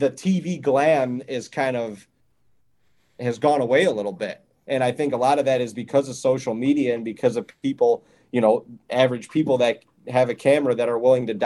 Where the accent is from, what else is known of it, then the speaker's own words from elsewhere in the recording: Ohio, United States; also born or lived in Western New York; when I was growing up in Ohio